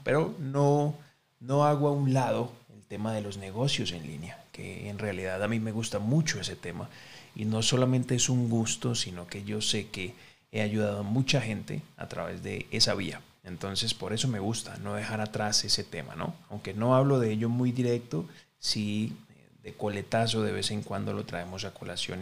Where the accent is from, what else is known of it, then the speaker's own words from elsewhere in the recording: Colombia; en mi, en mi país, que es Colombia